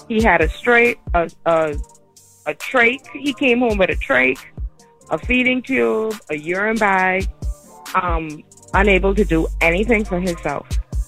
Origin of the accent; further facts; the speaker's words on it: Nassau, New Providence, Bahamas; now in Fort Lauderdale, United States; I'm from Nassau, Bahamas.